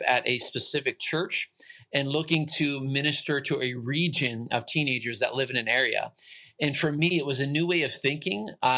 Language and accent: English; Pittsburgh, Pennsylvania, United States; moved away as an adult; now in central Pennsylvania, United States; I'm originally from Pittsburgh. So I'm from the great city of Pittsburgh